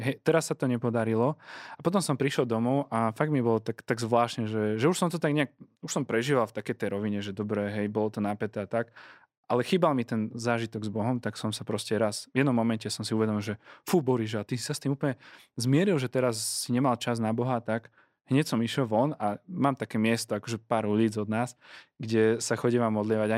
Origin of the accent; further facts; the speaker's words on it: Prievidza, Trenčín Region, Slovakia; moved away; spoločenstvo PR, odkiaľ pochádzam